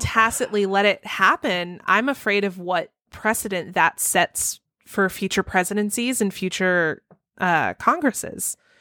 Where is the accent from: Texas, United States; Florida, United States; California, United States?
Texas, United States; I grew up in Texas